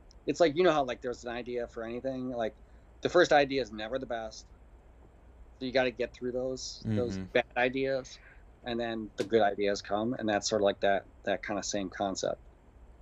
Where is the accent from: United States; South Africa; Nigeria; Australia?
United States; Cheektowaga, New York; moved away as an adult; now in Austin, United States; my hometown of Cheektowaga, New York